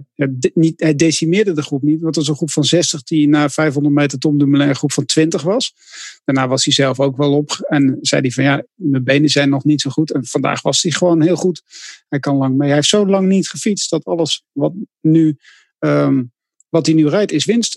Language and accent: Dutch; Netherlands; wij vinden als Nederlanders